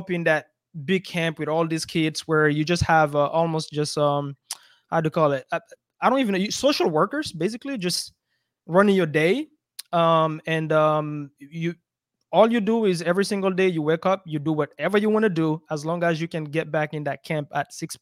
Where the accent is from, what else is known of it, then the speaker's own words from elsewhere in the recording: Belgium; moved away; also born or lived in Africa; I grew up in Belgium, but I'm from Africa